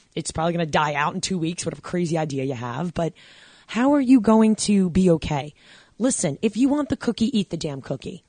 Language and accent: English; New York, United States; I grew up in New York